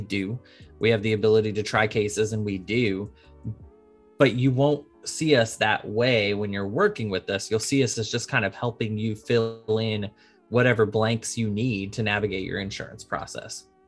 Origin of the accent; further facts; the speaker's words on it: Arlington, Texas, United States; moved away; also born or lived in Boston; I grew up in Arlington, Texas, right outside Dallas